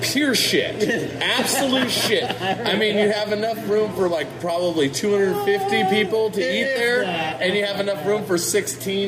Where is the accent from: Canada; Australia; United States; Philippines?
United States; Modesto, California; I grew up in Modesto